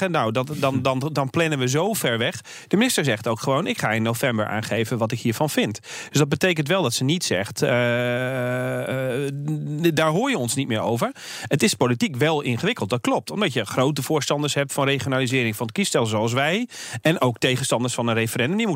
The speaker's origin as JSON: {"language": "Dutch", "area": "below Tilburg, the Kempen", "region": "North Brabant", "country": "Netherlands", "moved": "yes", "lives_now": "Amsterdam, Netherlands", "said": "Ik kom uit Brabant, eh, tegen de Belgische"}